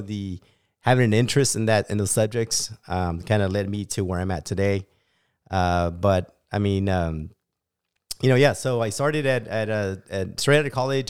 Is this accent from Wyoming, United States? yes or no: no; Bakersfield, California, United States; born and raised in Bakersfield, California